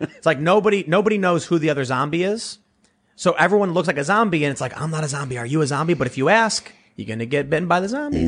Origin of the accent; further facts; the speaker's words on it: Chicago, Illinois, United States; moved away as an adult; now in South Jersey, United States; growing up in Chicago